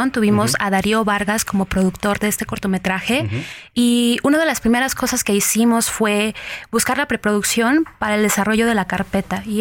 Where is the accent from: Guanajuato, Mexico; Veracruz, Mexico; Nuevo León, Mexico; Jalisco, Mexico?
Guanajuato, Mexico; also born or lived in Michoacán; dado que vengo del estado de Guanajuato y Michoacán. Y conforme eh, viví ahí, vi cómo la violencia traspasaba de Michoacán a Guanajuato